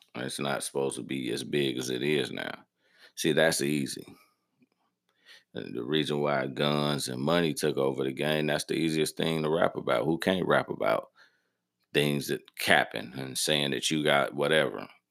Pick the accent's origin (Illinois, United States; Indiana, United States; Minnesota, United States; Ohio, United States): Illinois, United States; Harvey; I'm from Harvey, Illinois. That's in the south suburbs of the city of Chicago, Illinois